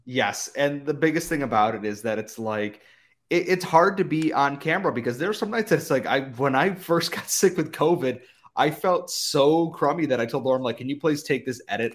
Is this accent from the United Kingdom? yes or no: no; United States; as an American